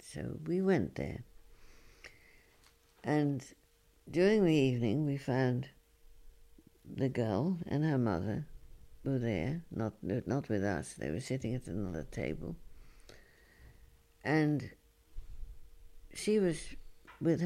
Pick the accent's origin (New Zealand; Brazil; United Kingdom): United Kingdom; London; moved away as an adult; I come from London, but I live here and I'm working here.